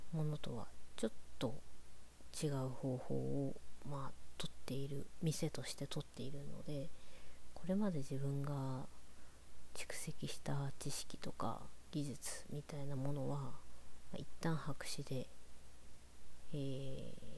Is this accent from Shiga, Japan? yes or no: no; Morioka, Iwate, Japan; born or raised there; moved away; also born or lived in Tokyo